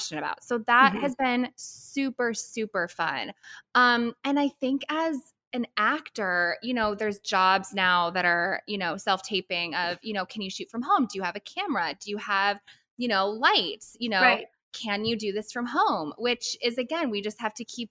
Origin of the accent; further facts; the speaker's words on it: St. Louis, Missouri, United States; moved away as an adult; also born or lived in Connecticut; I grew up in St. Louis, went to college in Connecticut for musical theater